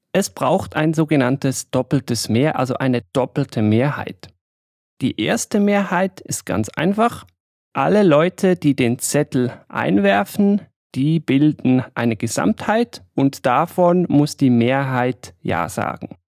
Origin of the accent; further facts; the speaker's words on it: Switzerland; als Schweizer